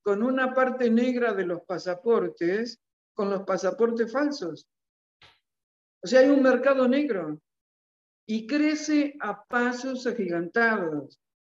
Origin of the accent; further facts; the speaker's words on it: Argentina; mi país